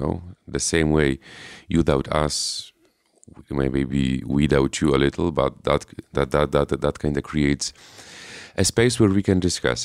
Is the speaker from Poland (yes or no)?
yes; Poland; I am from Poland